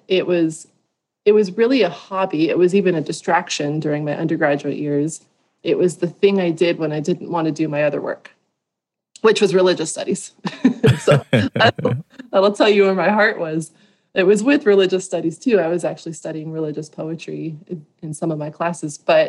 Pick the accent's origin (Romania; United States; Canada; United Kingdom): United States; Southern California; I grew up in Southern California